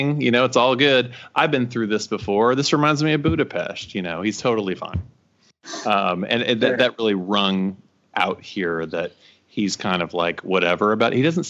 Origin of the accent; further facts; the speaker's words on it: Texas, United States; accent: drawl; moved away as an adult; I grew up there